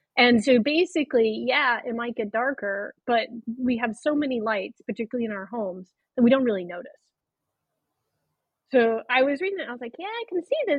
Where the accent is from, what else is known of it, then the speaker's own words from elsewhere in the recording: Arizona, United States; moved away as an adult; I'm from Arizona originally